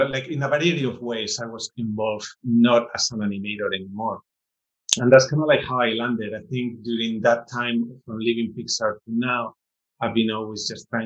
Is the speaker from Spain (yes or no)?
yes; Spain; moved away; growing up in Spain